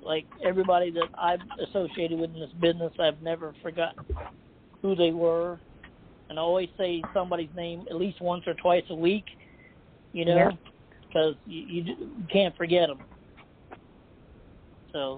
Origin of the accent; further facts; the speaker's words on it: Charleston, United States; right here in my hometown